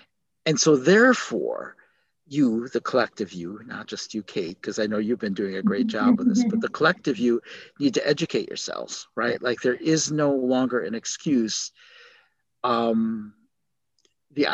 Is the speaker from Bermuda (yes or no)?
no; South Korea; born there; Yeah, I was born in Korea.